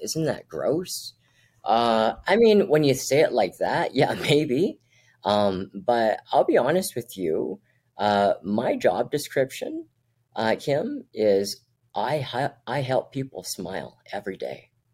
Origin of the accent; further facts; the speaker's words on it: Edmonton, Alberta, Canada; also born or lived in Brunei; I'm from North Edmonton